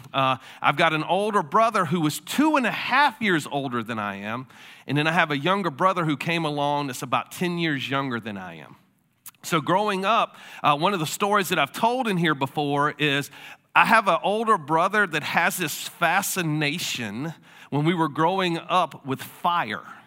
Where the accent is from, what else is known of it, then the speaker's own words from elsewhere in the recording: Florida, United States; moved away; I'm from Florida.